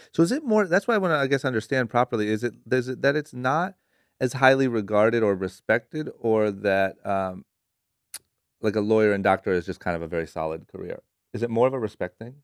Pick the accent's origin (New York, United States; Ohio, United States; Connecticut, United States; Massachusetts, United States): Ohio, United States; Akron; now in Los Angeles, United States; born and raised in Akron, Ohio, moved to L